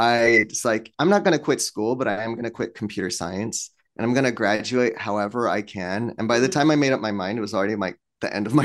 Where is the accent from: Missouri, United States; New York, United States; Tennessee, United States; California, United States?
California, United States; Torrance; born there; I was born here in Torrance, right?